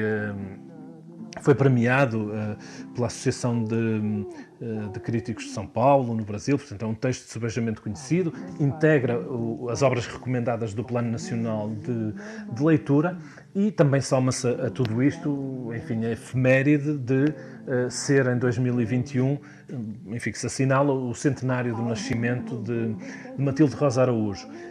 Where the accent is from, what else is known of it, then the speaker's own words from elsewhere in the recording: Viana do Castelo, Norte, Portugal; moved away as an adult; also born or lived in Porto / Lisbon; voltar a Viana do Castelo, de onde sou natural